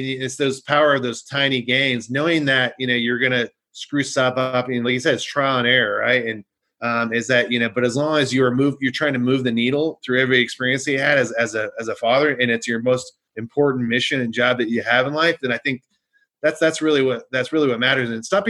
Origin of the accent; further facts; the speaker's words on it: West Coast, United States; I grew up on the West Coast.